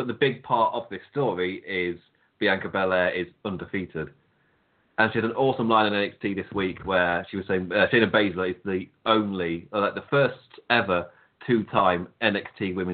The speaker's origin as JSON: {"language": "English", "region": "England", "country": "United Kingdom", "said": "I'm English"}